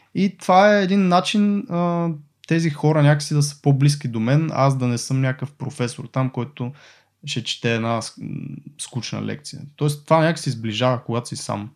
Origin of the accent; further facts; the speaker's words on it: Botevgrad, Sofia Province, Bulgaria; Аз понеже съм от Ботеврат